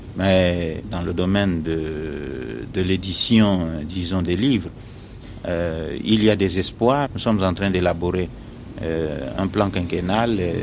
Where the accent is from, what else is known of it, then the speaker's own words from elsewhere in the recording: Pointe-Noire, Republic of the Congo; moved away as an adult; also born or lived in Brazzaville; Je suis congolais et je suis né euh, à Pointe-Noire, c'est sur la côte. Et j'ai grandi, euh, euh, disons, au bord de la mer